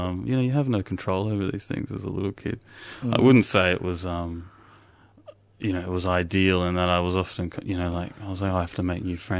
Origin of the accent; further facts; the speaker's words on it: Melbourne, Victoria, Australia; also born or lived in St Albans; I was born in Melbourne.